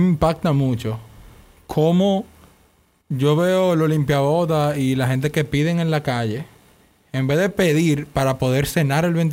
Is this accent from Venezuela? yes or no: no; Dominican Republic; Esa es mi característica como dominicano.